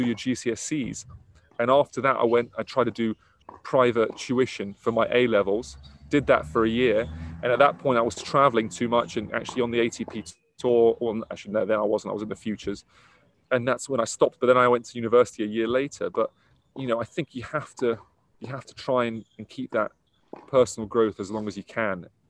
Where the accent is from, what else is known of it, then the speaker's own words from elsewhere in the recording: Middlesex, London, United Kingdom; I'm from Middlesex